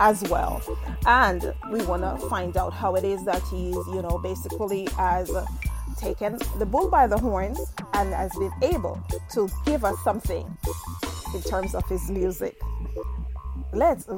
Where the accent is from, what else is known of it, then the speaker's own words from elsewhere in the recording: Jamaica; I'm Jamaican